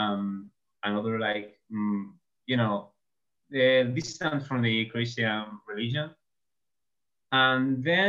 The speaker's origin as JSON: {"language": "English", "region": "southern Spain", "country": "Spain", "first_language": "Spanish", "second_language": "English", "said": "I'm from Spain. I'm from southern Spain, to be precise."}